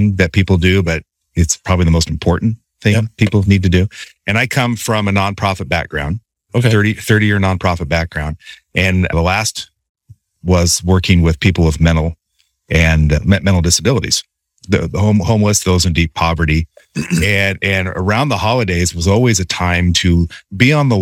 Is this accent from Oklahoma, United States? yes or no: no; Pendleton, Oregon, United States; I'm from Pendleton